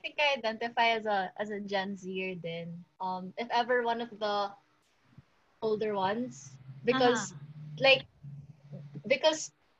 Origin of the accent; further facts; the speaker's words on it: Cebu City, Central Visayas, Philippines; I'm 18. I'm female, and I'm also from Cebu City.